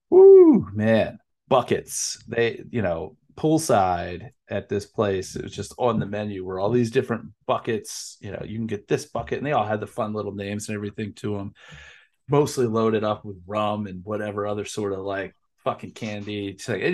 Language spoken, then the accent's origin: English; East Coast, United States; for somebody growing up on the East Coast who is thinking West, you know, trips to California and Vegas, and I lived in Chicago for 2 years